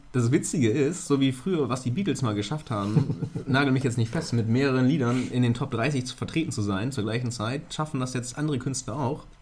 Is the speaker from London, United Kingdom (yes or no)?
no; Scotland, United Kingdom; Ja, ne? genau, richtig. Weil ich auch sehr rothaarig bin.